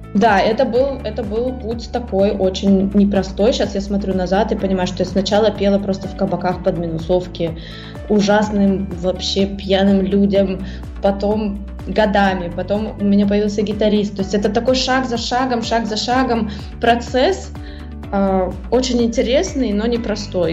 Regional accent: Russia; first language Russian; moved away as an adult; на русском языке, это мой родной язык

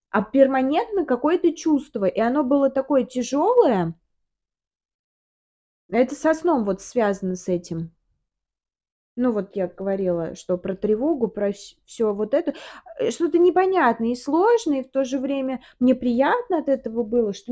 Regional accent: Samara, Samara Oblast, Russia; also born or lived in Moscow; Да. Наш родной город. А в Самару мы приехали

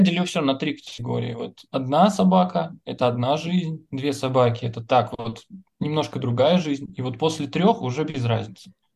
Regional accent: Nizhny Novgorod, Nizhny Novgorod Oblast, Russia; now in Moscow, Russia; мы из Нижнего Новгорода, это, блин, ну, лучший город, конечно, на земле.

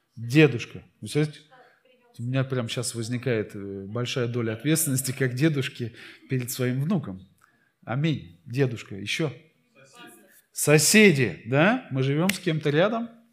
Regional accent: Saint Petersburg, Russia; я родился в Питере

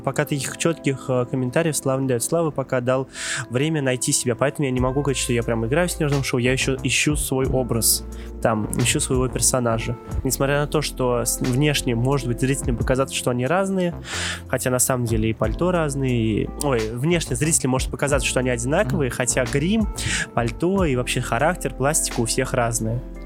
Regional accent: Kazan, Tatarstan, Russia; я из Казани приехал для этой встречи

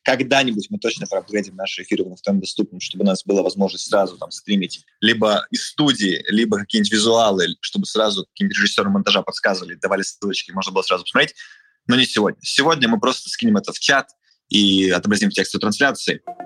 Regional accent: Siberia, Russia; Я как сибиряк

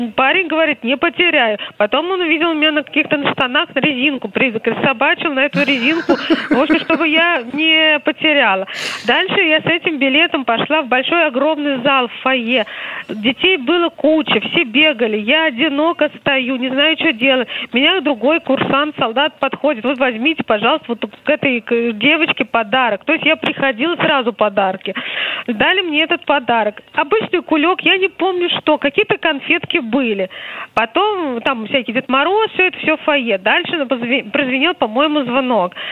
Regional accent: Moscow, Russia; я из коренная москвичка

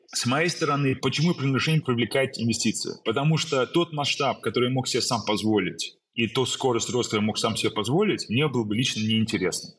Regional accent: Saint Petersburg, Russia; moved away; also born or lived in Germany / United States / London; Родился в Питере, уехал в Германию.

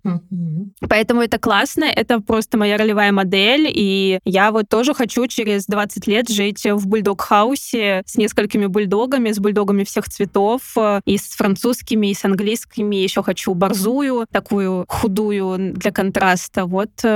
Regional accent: Kamyshin, Volgograd Oblast, Russia; я из Камышина

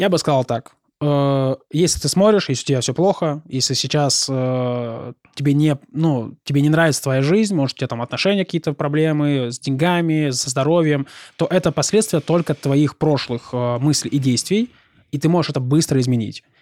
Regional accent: Rostov-on-Don, Rostov Oblast, Russia

